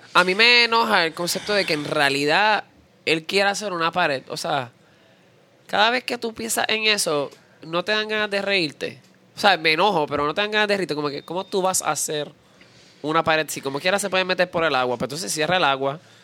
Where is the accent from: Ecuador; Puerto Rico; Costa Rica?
Puerto Rico; nosotros los puertorriqueños.